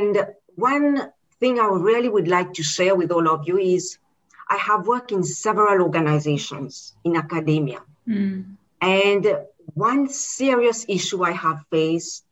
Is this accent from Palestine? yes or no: no; Mauritius; moved away as an adult; now in United Kingdom; I am originally from Mauritius and I'm born there.